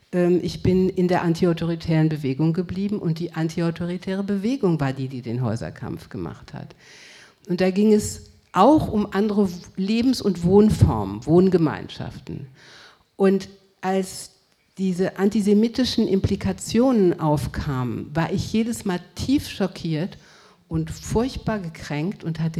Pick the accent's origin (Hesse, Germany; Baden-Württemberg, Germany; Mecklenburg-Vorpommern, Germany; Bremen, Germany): Hesse, Germany; Frankfurt; also born or lived in Cologne / Paris; Ich bin in Köln geboren, mit vier Jahren nach Paris und dann 1962 nach Frankfurt gekommen.